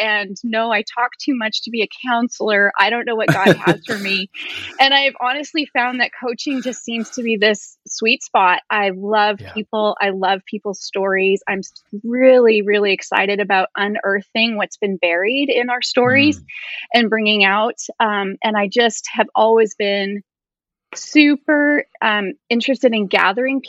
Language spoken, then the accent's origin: English; Vancouver, British Columbia, Canada; moved away as an adult; now in Tacoma, United States; I'm Canadian born and raised. I was raised in Vancouver, British Columbia, but I've lived in Tacoma, Washington for 20 plus years.